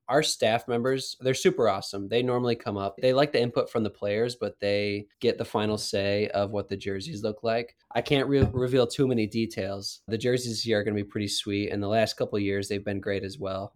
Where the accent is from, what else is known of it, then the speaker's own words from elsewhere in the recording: Wisconsin, United States; moved away as an adult; now in Kansas, United States; I grew up in Wisconsin